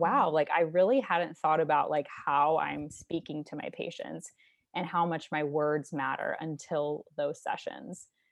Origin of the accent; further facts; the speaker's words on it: St. Louis, Missouri, United States; I'm from Saint Louis, Missouri